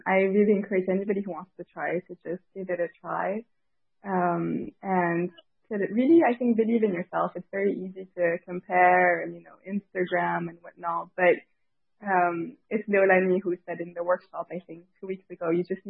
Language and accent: English; Paris, Île-de-France, France; also born or lived in Tahiti; I was raised in Paris, and I went to high school there, and I'd go back to Tahiti during the summer.